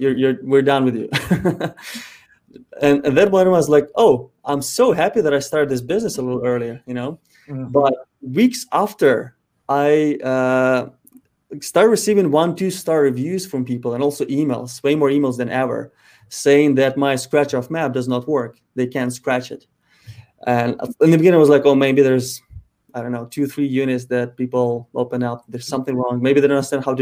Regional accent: Ukraine; moved away; Ukraine, my home country

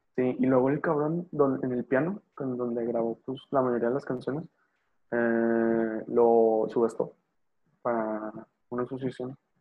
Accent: northern Mexico, Mexico; Soy, norteño

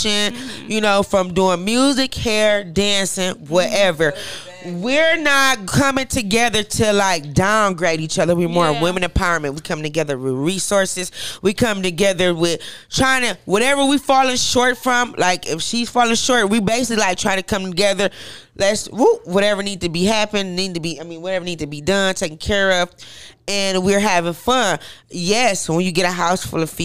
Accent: Flint, Michigan, United States; also born or lived in Detroit, Michigan; I was born in Detroit, just raised in Flint

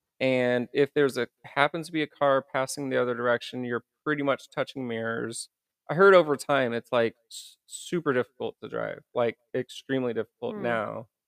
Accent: Indiana, United States; now in San Diego, United States; I mean, I lived in it. I grew up in it in Indiana.

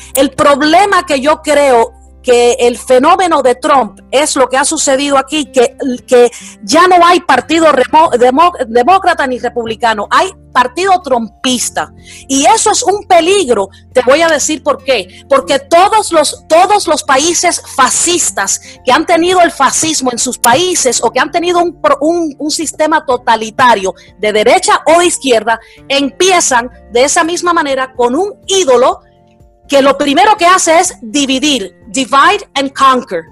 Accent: Cuba; now in United States; yo soy cubana americana

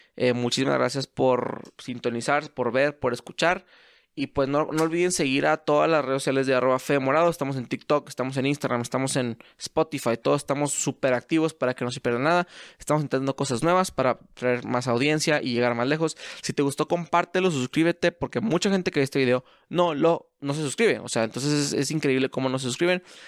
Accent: Mexico; soy mexicano

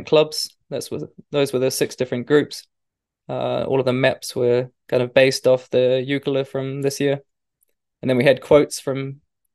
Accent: New Zealand; moved away; when I was a kid growing up in New Zealand

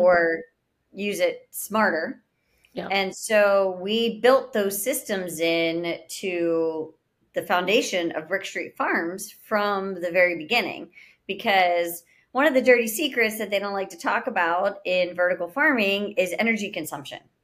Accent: Pittsburgh, Pennsylvania, United States; now in Florida, United States; I'm originally born and raised in Pittsburgh, Pennsylvania

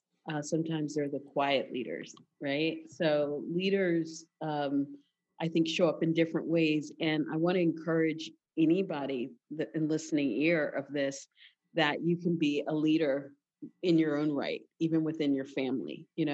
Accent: Philadelphia, Pennsylvania, United States; I'm from Philadelphia

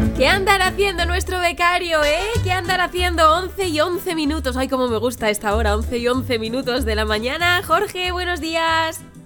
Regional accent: Madrid, Community of Madrid, Spain; yo vengo de otro barrio que también es de la zona sur, que se llama Villaverde

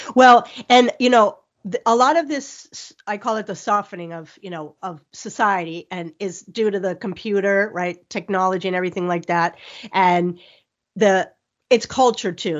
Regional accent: Miami, Florida, United States; I'm from Miami

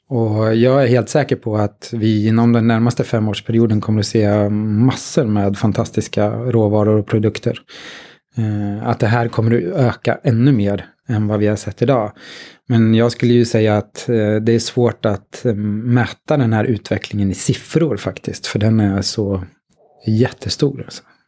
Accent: Katrineholm, Södermanland, Sweden; Jag är um, från Katrineholm, snart 50

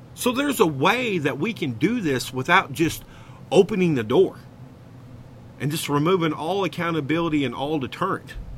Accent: Arkansas, United States; I am from Arkansas, and hogwash is a word in this great state.

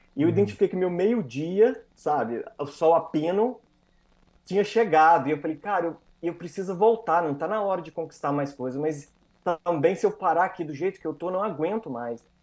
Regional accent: interior of Minas Gerais, Brazil; moved away as an adult; also born or lived in Espírito Santo, Brazil; now in Canada; apesar de ser mineiro, sou do interior de Minas Gerais

